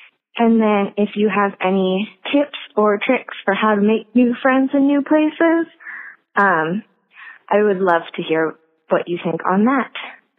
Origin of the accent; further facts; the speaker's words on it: San Diego, California, United States; moved away as an adult; now in Phoenix, United States; I am from San Diego, California, and I just moved to Phoenix about a month ago.